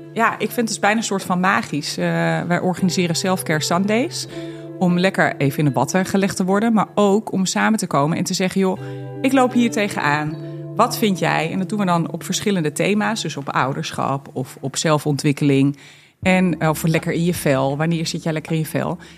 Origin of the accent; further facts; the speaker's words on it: Barneveld, Gelderland, Netherlands; also born or lived in Twente; ik ben echt opgegroeid hiermee. Ja. Helemaal, eh, eh, Ja. natuurlijk op de Veluwe. Eh, ik ben er niet geboren, ik ben in Twente geboren.